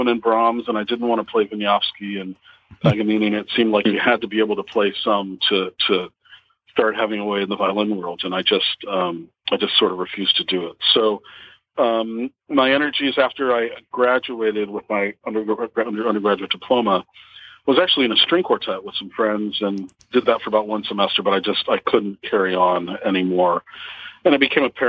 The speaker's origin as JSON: {"language": "English", "town": "Normal", "region": "Illinois", "country": "United States", "tie": "born or raised there", "also_born_or_lived": "Pittsburgh, Pennsylvania", "said": "I was born in Pittsburgh, moved to Normal, Illinois, which is the real place in central Illinois. When I was 3"}